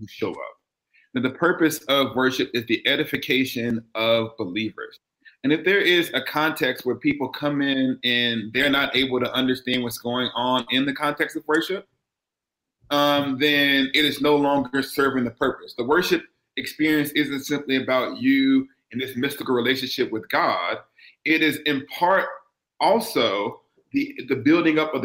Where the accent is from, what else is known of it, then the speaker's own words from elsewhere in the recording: the South, United States; we're from the South